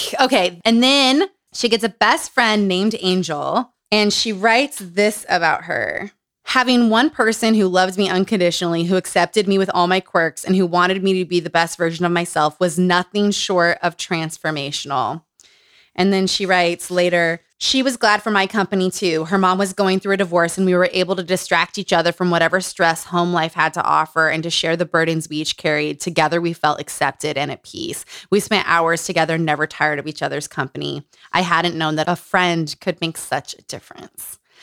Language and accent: English; Utah, United States; Growing up in Utah